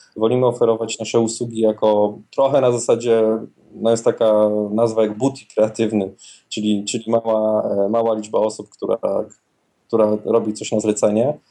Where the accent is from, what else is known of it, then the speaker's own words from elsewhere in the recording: Wrocław, Lower Silesian Voivodeship, Poland; we Wrocławiu, skąd pochodzę